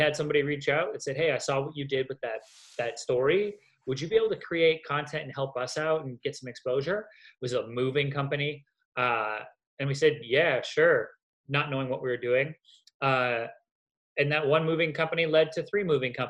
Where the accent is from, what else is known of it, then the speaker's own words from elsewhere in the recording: Canada; now in Los Angeles, United States; I'm also Canadian